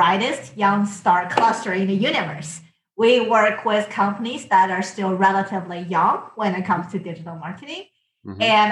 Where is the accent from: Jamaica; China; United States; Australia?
China; moved away as an adult; I came from China